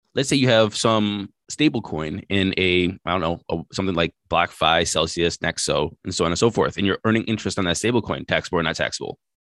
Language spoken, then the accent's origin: English; United States; being an American